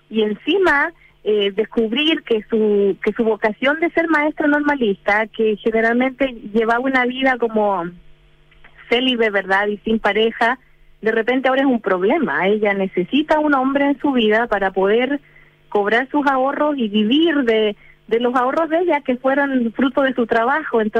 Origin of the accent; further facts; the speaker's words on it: North, Chile; born there; pienso que hubiera nacido en el norte de Chile, donde yo nací, en, obviamente en el siglo XXI, ah, perdón, en el siglo XX